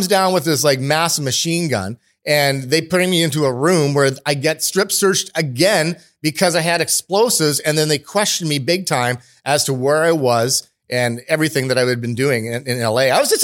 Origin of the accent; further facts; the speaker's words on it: Canada; also born or lived in Cayman Islands; I'm Canadian